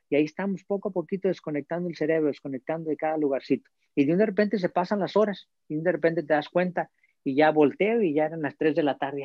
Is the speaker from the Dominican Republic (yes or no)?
no; Mexico; moved away as an adult; now in United States; soy mexicano